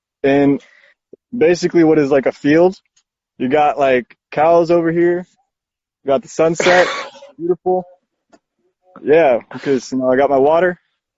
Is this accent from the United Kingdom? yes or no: no; Mexico; born there; also born or lived in Brazil; people say, yeah, but where were you born? And I'm like, well, I was born in Mexico.